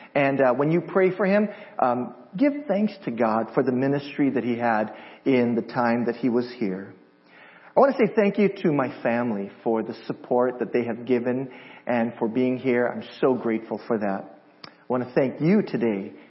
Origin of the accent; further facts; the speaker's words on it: Hawaii, United States; moved away as an adult; now in San Diego, United States; I'm originally from Hawaii. And we moved here from Hawaii to San Diego about 2.5 years ago